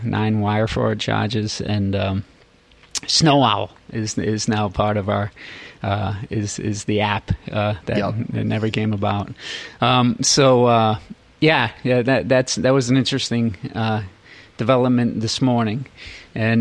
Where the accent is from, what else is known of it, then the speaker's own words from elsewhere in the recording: Smithfield, Rhode Island, United States; also born or lived in Providence; I was born in Providence, grew up in Smithfield